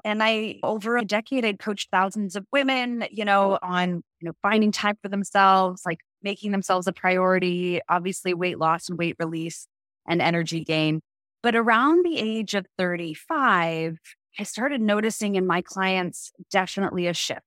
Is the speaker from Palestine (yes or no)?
no; Canada; now in United States; I am a Canadian living in America.